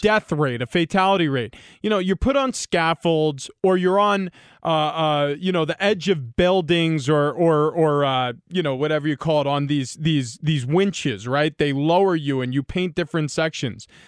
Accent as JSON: {"language": "English", "region": "New York", "country": "United States", "tie": "born or raised there", "said": "growing up in New York"}